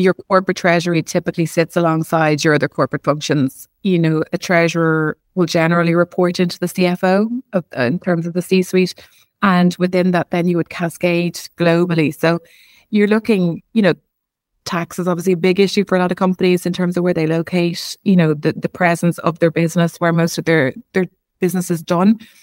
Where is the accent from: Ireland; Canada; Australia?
Ireland; being Irish